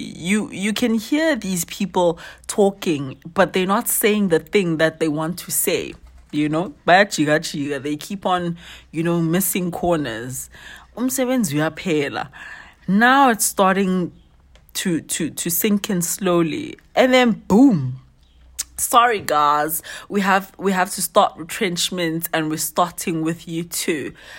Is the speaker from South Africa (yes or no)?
yes; Soweto, Gauteng, South Africa; originally I'm from Soweto, but currently wandering around